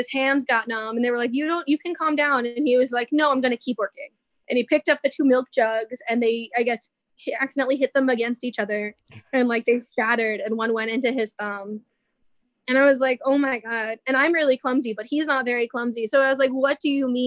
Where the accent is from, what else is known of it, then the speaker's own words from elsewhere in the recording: New York City, New York, United States; also born or lived in Ohio; I was born in Ohio, but grew up in New York City